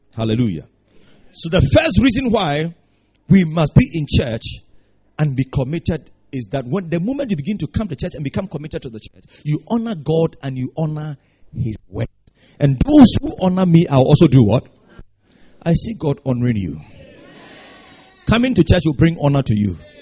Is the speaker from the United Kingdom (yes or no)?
no; Ghana